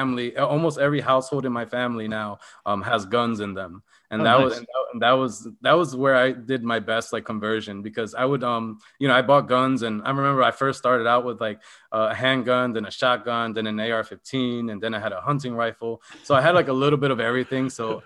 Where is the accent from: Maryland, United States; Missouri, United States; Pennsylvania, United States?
Pennsylvania, United States; Philadelphia; because I came from Philadelphia. So I don't plan to go back to Philadelphia.